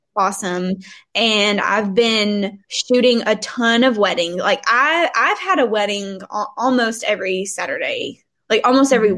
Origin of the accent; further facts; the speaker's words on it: Murfreesboro, Tennessee, United States; also born or lived in Hendersonville; I moved back home to Murfreesboro, which is where I'm from